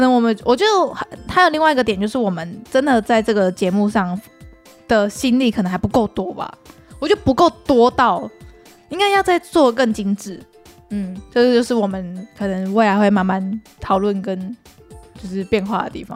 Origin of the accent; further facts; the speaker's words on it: Taiwan; 对我们台湾人来说